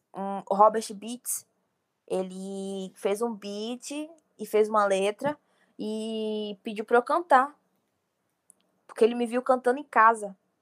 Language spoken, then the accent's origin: Portuguese; Bahia, Brazil; eu sou da Bahia